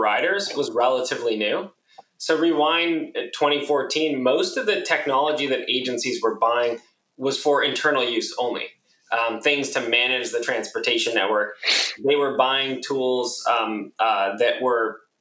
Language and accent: English; San Diego, California, United States; moved away as an adult; now in San Francisco, United States; I was born and raised in San Diego